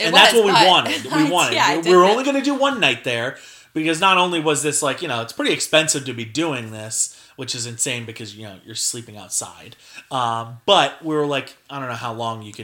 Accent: New Jersey, United States; New Jersey

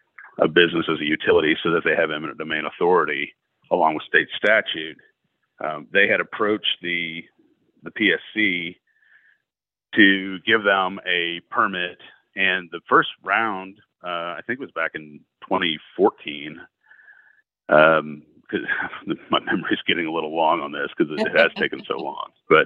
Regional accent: Mexico, Missouri, United States; now in Columbia, United States; I'm originally from, I grew up right on the Audrey and Callaway County line and went to high school in Mexico and came up in a cow-calf operation, a quarter horse operation there.

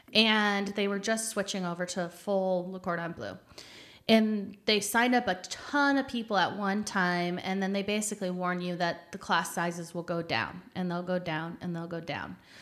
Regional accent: Michigan, United States; born or raised there; moved away as an adult; also born or lived in Phoenix / Oklahoma; now in San Antonio, United States

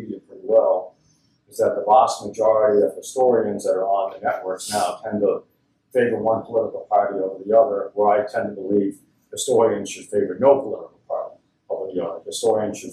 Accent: Boston, Massachusetts, United States; Boston, my hometown

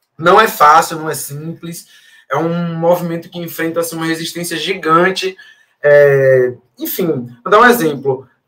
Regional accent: Salvador, Bahia, Brazil; eu sou aqui de Salvador

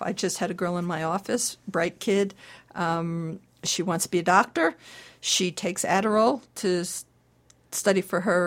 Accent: New York City, New York, United States; now in California, United States; I'm Jewish, I'm from New York City

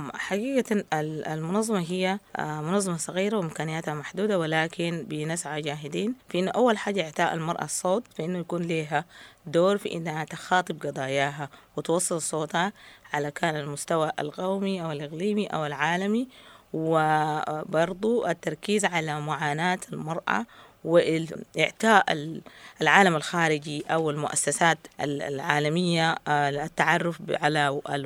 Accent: Sudan; نحن كناس آه، من السودان

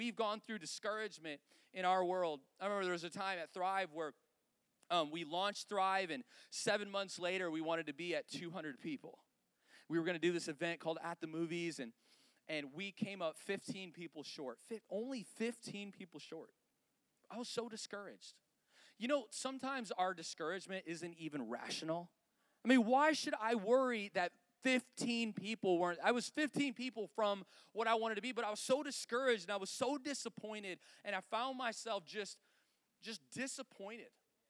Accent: about an hour from Detroit, Michigan, United States; moved away as an adult; now in Colorado, United States; we grew up in like an hour from Detroit, which has really been in decline since the 60s, okay? So that's where we grew up.

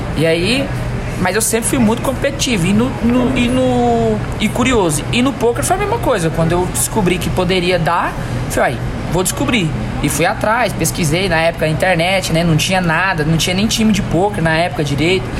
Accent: Brazil; a gente é brasileiro

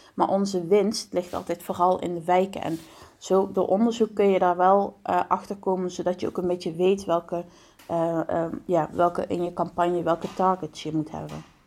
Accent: Venray, Limburg, Netherlands; Ik kom uit Venrij, dat ligt in het eh, noorden van de provincie Limburg in Nederland

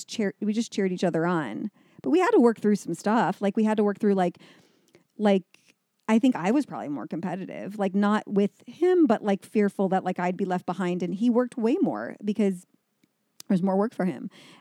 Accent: Midwest, United States; moved away; we come from the Midwest

